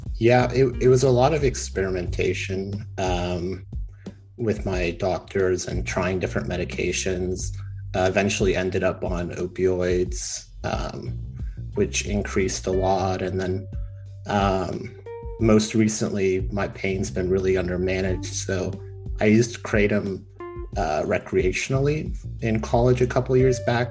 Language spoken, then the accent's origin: English; Texas, United States; I'm from the great state of Texas